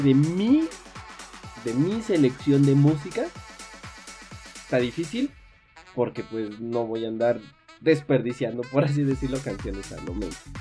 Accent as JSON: {"language": "Spanish", "country": "Mexico", "said": "en México"}